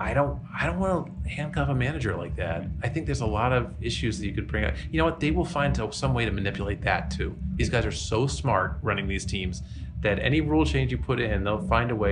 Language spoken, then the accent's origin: English; Philadelphia, Pennsylvania, United States; I'm from the Philadelphia area